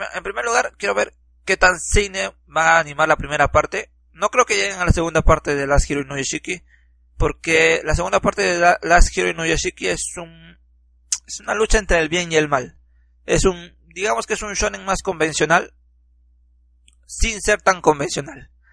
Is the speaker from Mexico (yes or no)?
no; Peru; Soy un peruano pobre